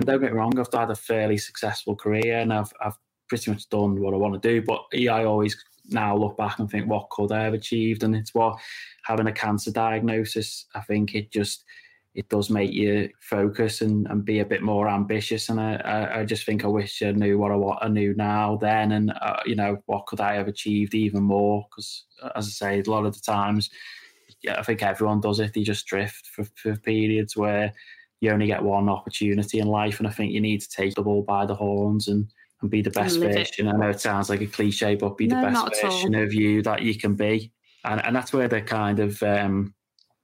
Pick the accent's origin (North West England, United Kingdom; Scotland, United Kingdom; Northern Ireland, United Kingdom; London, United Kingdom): North West England, United Kingdom; Birkenhead; also born or lived in Las Vegas; I'm born and raised in Claughton on the Wirral